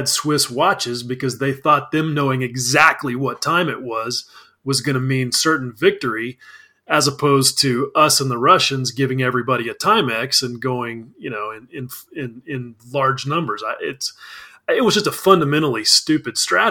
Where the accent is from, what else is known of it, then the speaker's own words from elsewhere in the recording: United States; I'm an American.